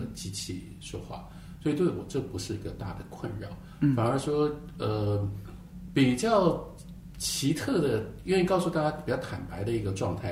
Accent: Taiwan; 我来自一个非常特别的环境跟特别的时代。这个环境是台湾

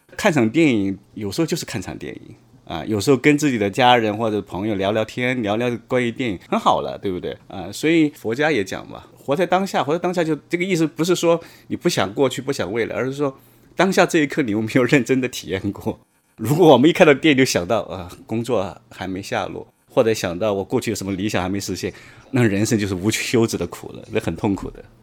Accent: Hubei, China; moved away as an adult; now in Shanghai, China; 我们在那个湖北省电信管理局签工作

